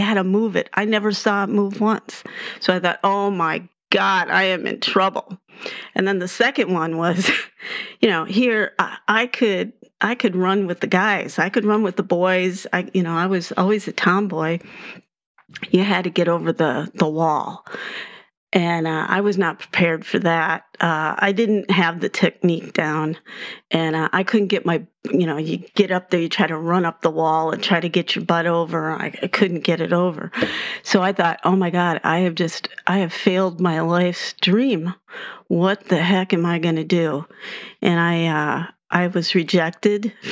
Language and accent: English; White Bear Lake, Minnesota, United States; accent: Minnesota; moved away as an adult; also born or lived in Baltimore / St. Louis; growing up in Wiper Lake, you know, going to the big city was taking a drive downtown St. Paul